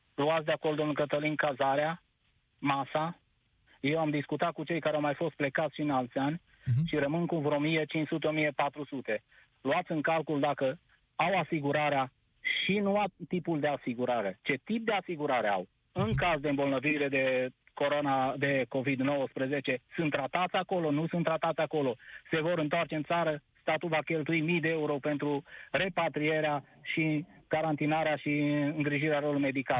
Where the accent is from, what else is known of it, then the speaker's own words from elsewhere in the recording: Cluj-Napoca, Cluj County, Romania; sunt din Cluj-Napoca